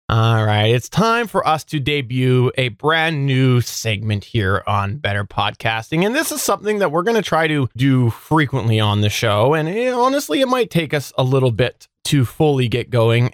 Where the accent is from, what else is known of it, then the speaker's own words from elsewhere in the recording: Canada; I'm the Canadian